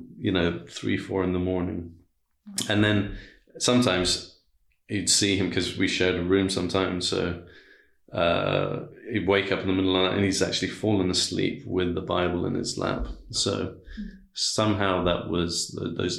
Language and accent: English; Iran; I was born in Iran. My dad is Iranian. My mother's British